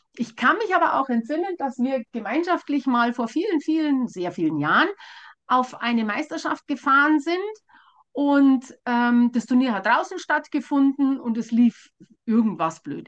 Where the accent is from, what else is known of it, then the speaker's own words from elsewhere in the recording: Bavaria, Germany; bei uns in Bayern